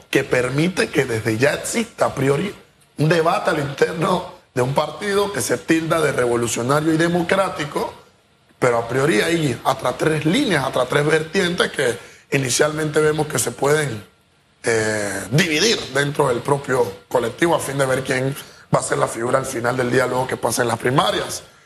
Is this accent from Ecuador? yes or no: no; Panama; nosotros como panameños